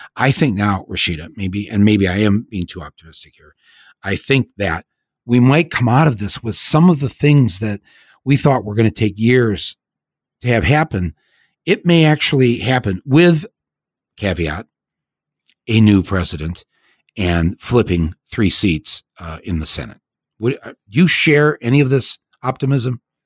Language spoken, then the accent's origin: English; Flint, Michigan, United States; I grew up in and around Flint